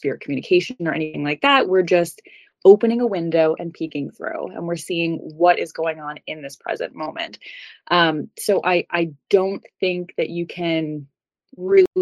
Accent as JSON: {"language": "English", "region": "New York", "country": "United States", "tie": "born or raised there", "said": "I grew up in New York, so it's very close to home"}